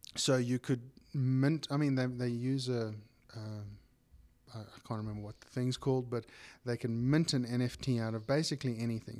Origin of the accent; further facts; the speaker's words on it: South Africa; we're South African as well